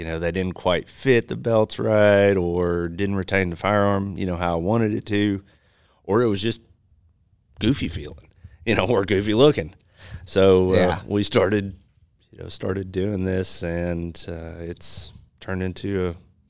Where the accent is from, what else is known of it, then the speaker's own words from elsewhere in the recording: Marshall, Arkansas, United States; I'm actually from Northwest Arkansas or North Central Arkansas.